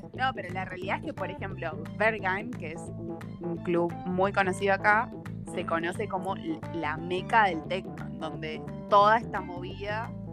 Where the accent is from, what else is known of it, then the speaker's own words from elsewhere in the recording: Argentina; moved away as an adult; now in Berlin, Germany; en Argentina no es tan así pero porque no somos tan, tan perreadores